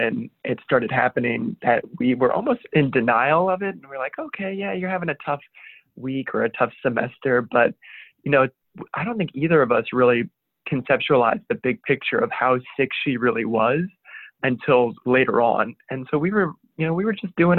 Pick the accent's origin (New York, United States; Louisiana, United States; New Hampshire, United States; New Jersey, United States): Louisiana, United States; New Orleans; I'm the New Orleans native. I grew up about 20 minutes outside of New Orleans, Louisiana